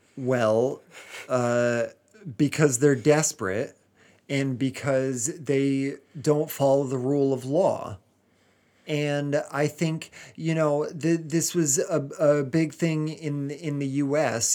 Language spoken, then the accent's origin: English; United States; now in England; I'm still an American